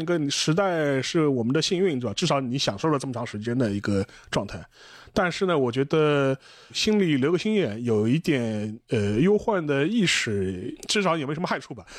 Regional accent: China; 然后对于我们中国人来说

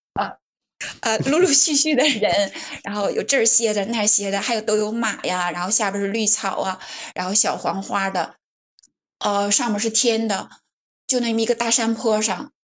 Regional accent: Northeast China, China; accent: Northeastern; moved away; 我的老家在东北，然后我现在，嗯，很多年没回去了

